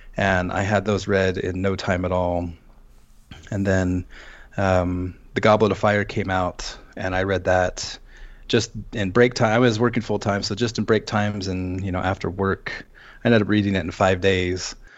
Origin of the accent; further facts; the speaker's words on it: Seattle, Washington, United States; moved away as an adult; also born or lived in Western US states; now in Las Vegas, United States; I'm originally from Seattle. Um, I spent twenty years there.